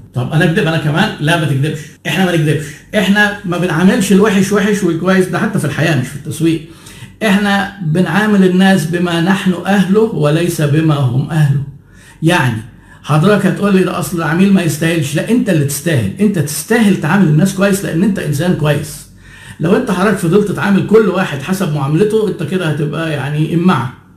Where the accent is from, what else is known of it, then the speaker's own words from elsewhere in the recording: Egypt; عندنا في مصر